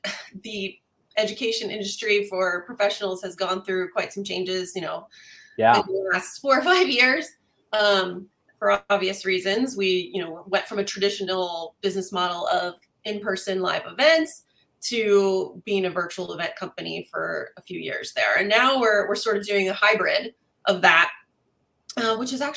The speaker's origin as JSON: {"language": "English", "region": "East Coast", "country": "United States", "moved": "as an adult", "lives_now": "California, United States", "said": "I'm actually originally from the East Coast, but I'm a transplant. Live here in California for just over 20 years now."}